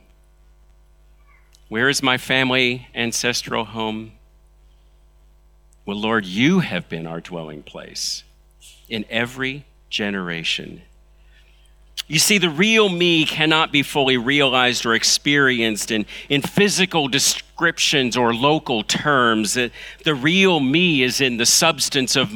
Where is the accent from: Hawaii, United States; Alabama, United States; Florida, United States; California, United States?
California, United States; Los Angeles; moved away; also born or lived in China; I'm from Los Angeles. That's where I was born